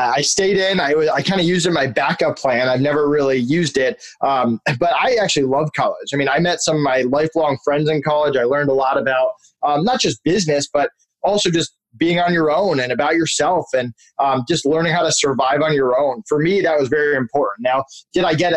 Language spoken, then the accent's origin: English; Massachusetts, United States; moved away as an adult; also born or lived in Connecticut; now in Orlando, United States; I live in Orlando now, but I'm from Massachusetts originally. I lived there until I went to college